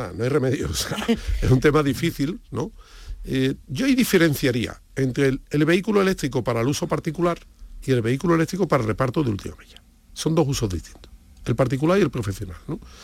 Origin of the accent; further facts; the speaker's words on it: Andalusia, Spain; como somos andaluces